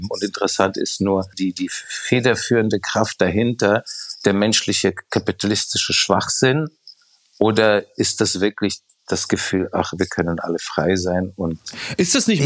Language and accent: German; Prague, Czechia; Ich war gerade in Prag, was meine Heimatstadt ist, äh, wo ich auch manchmal öfters bin